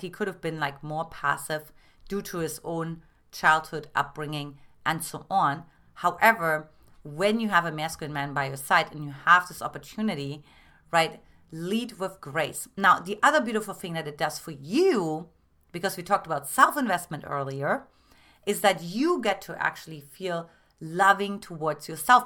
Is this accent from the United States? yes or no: no; Germany; moved away; I'm originally from Germany